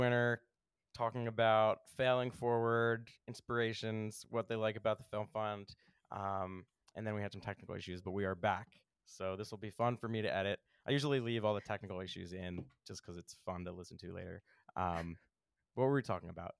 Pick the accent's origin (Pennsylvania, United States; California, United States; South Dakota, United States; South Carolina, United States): Pennsylvania, United States; Philadelphia; I'm from Philly